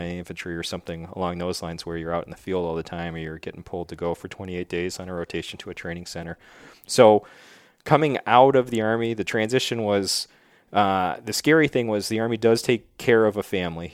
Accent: Wheatfield, New York, United States; moved away as an adult; now in New Hampshire, United States; I grew up in Wheatfield, New York, which is really like Niagara Falls

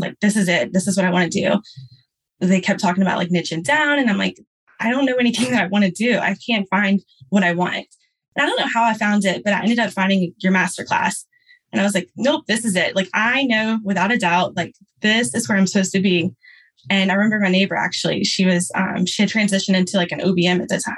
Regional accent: Louisiana, United States; I'm from Louisiana

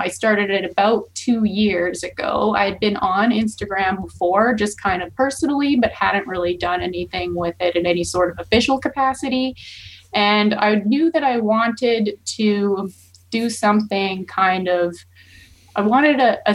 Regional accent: Rocky Mountain House, Alberta, Canada; now in Calgary, Canada; I'm not originally from here. I'm from Rocky Mountain House area.

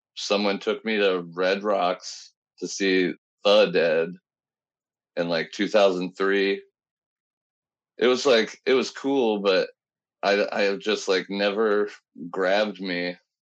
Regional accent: Alton, Illinois, United States; Miles Davis is actually born in my hometown.

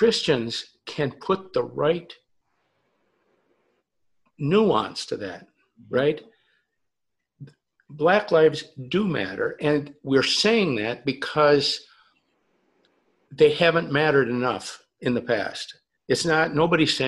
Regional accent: South Dakota, United States; moved away; I grew up in South Dakota

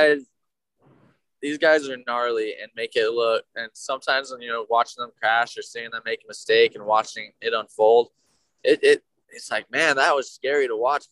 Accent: New Mexico, United States; I'm from New Mexico

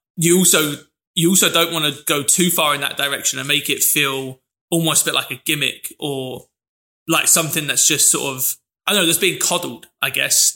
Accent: London, United Kingdom; I mentioned my dad's from Manchester, but I grew up in London.

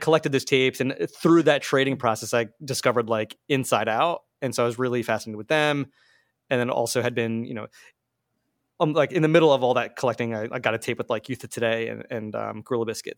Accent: Marlton, New Jersey, United States; moved away as an adult; now in Philadelphia, United States; I grew up in Marlton, which is southern New Jersey.

